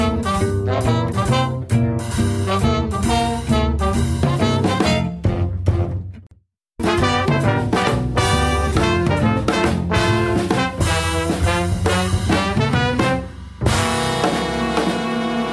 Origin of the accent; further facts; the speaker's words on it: Wichita, Kansas, United States; I grew up in Wichita